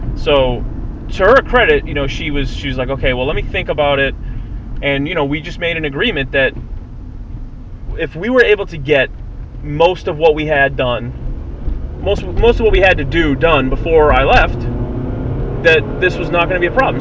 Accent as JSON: {"language": "English", "region": "Massachusetts", "country": "United States", "said": "we're from Massachusetts"}